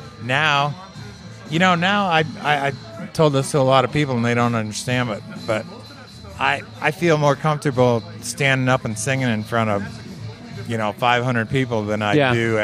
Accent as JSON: {"language": "English", "town": "Ann Arbor", "region": "Michigan", "country": "United States", "tie": "born or raised there", "also_born_or_lived": "Phoenix, Arizona", "moved": "yes", "lives_now": "Prescott, United States", "said": "I grew up in Ann Arbor, and that's where the University of Michigan is"}